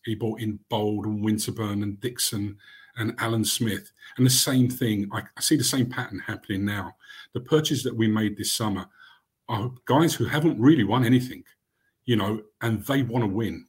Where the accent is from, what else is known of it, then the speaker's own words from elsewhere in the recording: London, United Kingdom; also born or lived in Barnet; I grew up in Camden